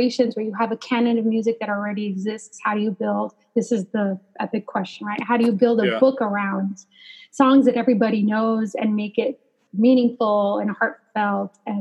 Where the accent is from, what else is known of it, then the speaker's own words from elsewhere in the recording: Los Angeles, California, United States; moved away; I grew up in Los Angeles.